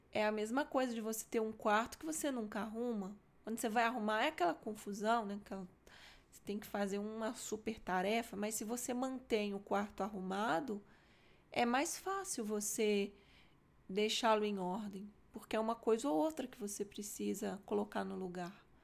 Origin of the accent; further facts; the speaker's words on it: Minas Gerais, Brazil; nossa, sendo mineiro, né? Você fala, nossa, nó.